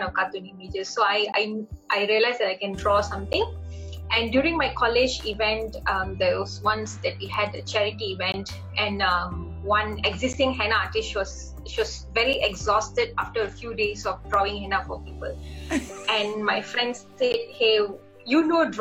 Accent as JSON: {"language": "English", "town": "Ipoh", "region": "Perak", "country": "Malaysia", "tie": "born or raised there", "moved": "as an adult", "lives_now": "Kuala Lumpur, Malaysia", "said": "my hometown is known as Ipoh, and I work in a place known as Kuala Lumpur"}